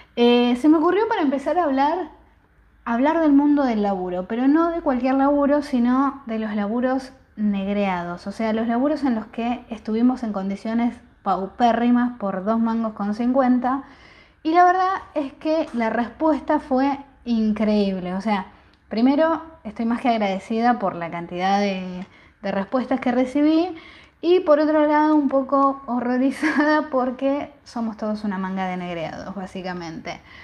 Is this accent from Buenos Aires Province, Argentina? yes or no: yes; Bahía Blanca, Buenos Aires Province, Argentina; Yo soy de Bahía Blanca